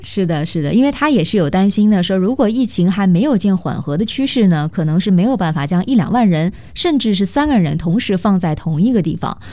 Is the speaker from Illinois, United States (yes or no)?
no; California, United States; 我们加州人